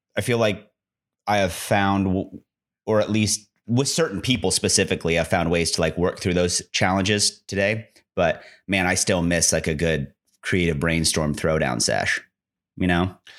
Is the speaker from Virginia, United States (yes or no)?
no; Nebraska, United States; we grew up in Nebraska